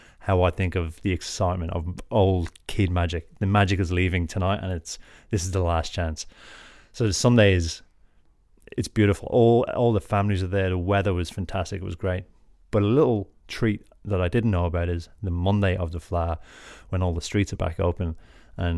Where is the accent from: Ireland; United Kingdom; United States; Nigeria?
Ireland; Drogheda, Leinster; I grew up in Drogheda.